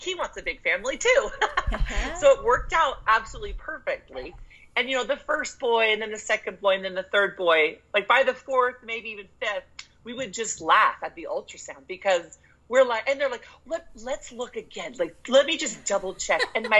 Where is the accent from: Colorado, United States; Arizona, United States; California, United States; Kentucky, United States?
California, United States; Santa Barbara; I was born in Santa Barbara, California.